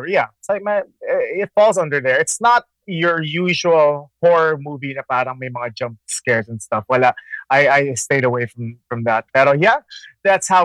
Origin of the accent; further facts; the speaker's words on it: Daly City, California, United States; moved away as an adult; also born or lived in San Francisco; now in Philippines; I was born in San Francisco, and I lived in Daly City. I did my high school, elementary, high school.